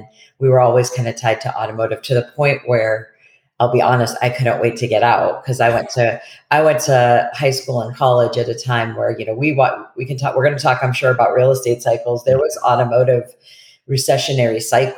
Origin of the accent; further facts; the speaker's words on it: Detroit, Michigan, United States; also born or lived in Shelby Township, Michigan / Warren, Michigan / Boston; now in Portland, United States; I was born and raised in Detroit, Michigan.